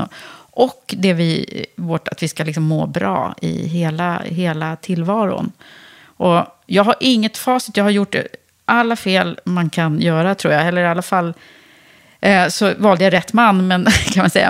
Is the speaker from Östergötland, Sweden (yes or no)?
no; Södertälje, Stockholm County, Sweden; jag kommer ju uppvuxen från, i Södertälje i höghusområdet